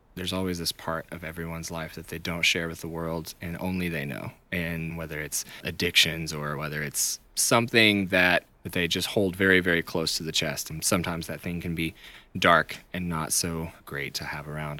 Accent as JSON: {"language": "English", "town": "Chattanooga", "region": "Tennessee", "country": "United States", "moved": "as an adult", "lives_now": "Nashville, United States", "said": "I am from Chattanooga originally."}